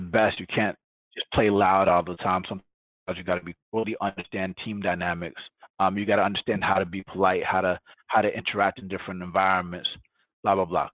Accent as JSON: {"language": "English", "town": "Atlanta", "region": "Georgia", "country": "United States", "tie": "born or raised there", "first_language": "Spanish", "second_language": "English", "moved": "yes", "said": "growing up in Atlanta, Georgia, I'm black"}